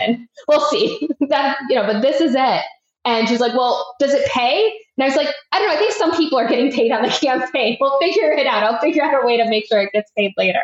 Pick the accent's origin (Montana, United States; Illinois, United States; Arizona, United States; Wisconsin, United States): Illinois, United States; Chicago; moved away as an adult; also born or lived in Florida / Washington, D.C.; now in Austin, United States; I am based in Austin, Texas, and I grew up in Chicago